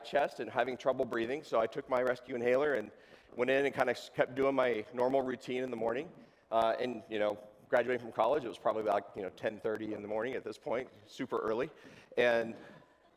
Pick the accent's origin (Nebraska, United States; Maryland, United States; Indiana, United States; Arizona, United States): Arizona, United States; Tucson; also born or lived in West Virginia; I'm originally from West Virginia, but I grew up in Tucson in the desert down there